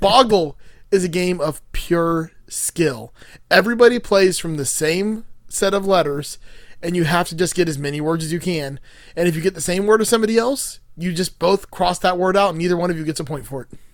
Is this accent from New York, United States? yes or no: no; Miami, Florida, United States; I grew up in Miami